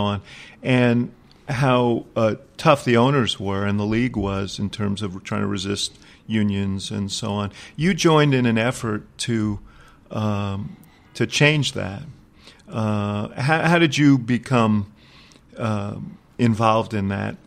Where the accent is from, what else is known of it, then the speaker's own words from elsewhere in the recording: New York, United States; I grew up in New York. At that time, I was a teenager